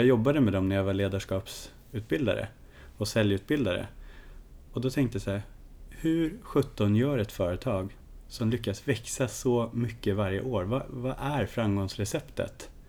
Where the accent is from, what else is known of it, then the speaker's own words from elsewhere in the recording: Kiruna, Norrbotten County, Sweden; Hisspitchen om mig själv, det är att jag är norrlänningen som ingen förstår är en norrlänning. Jag är en Kirunabo i grunden med ett stort lugn och en otrolig nyfikenhet på människor